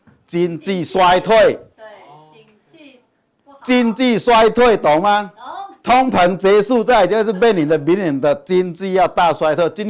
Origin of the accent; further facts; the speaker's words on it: Chiayi, Taiwan; 各位，我是金钱豹朋友，大家好，我是嘉义的